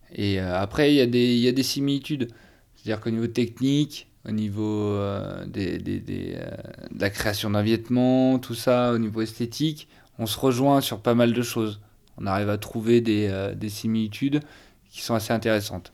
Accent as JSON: {"language": "French", "area": "northern Ardèche", "region": "Auvergne-Rhône-Alpes", "country": "France", "tie": "born or raised there", "said": "Je suis né en Ardèche, dans le Nord Ardèche, au milieu de Saint-Joseph, côte condrieux Condrieu"}